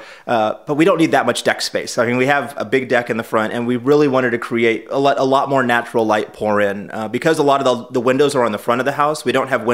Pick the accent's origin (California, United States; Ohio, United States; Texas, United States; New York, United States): California, United States; now in St. Louis, United States; I'm from California